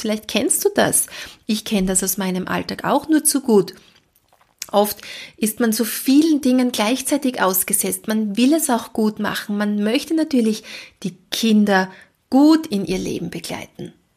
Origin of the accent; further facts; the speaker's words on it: Austria; Bei uns in Österreich sagt man Elementarpädagogin oder Kindergartenpädagogin